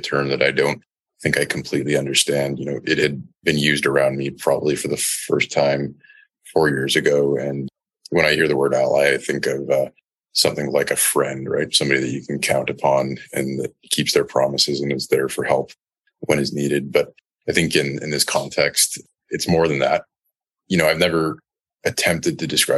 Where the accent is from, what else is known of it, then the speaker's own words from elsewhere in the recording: Canada; growing up in Canada and going to public schools in Canada